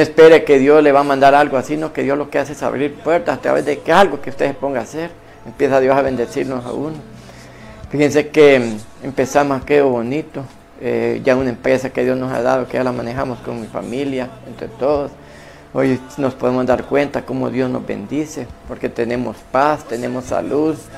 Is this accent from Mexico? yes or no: no; San José, Copán, Honduras; ese lugar de Vivistorio donde yo nací